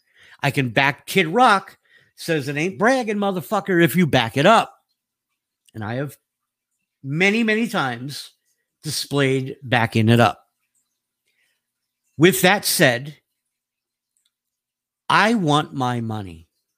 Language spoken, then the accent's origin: English; New York, United States; moved away; I'm an Italian from New York